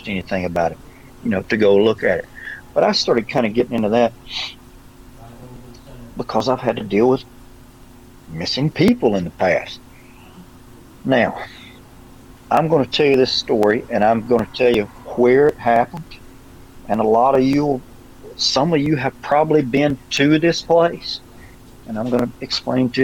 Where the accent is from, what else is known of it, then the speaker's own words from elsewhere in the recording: Alabama, United States; accent: Alabama; my Alabama accent